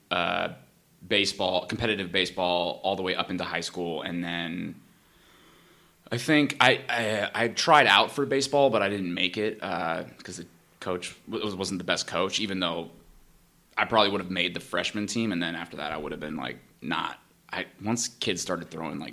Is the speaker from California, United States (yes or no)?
yes; Danville, California, United States; moved away as an adult; now in Los Angeles, United States; I'm from Northern California, so okay. I'm in the East Bay. This was okay. In a small town Danville